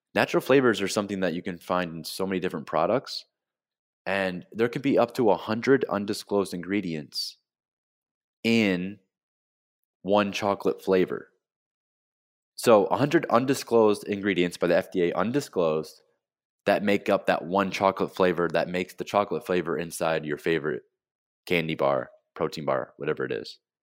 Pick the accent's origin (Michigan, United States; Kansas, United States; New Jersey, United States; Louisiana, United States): Michigan, United States; Flint; moved away as an adult; now in South Florida, United States; I'm from Flint, Michigan. I grew up in the Midwest